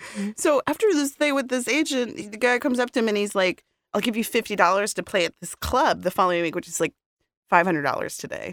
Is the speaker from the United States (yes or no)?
yes; Boston, Massachusetts, United States; I grew up in Boston.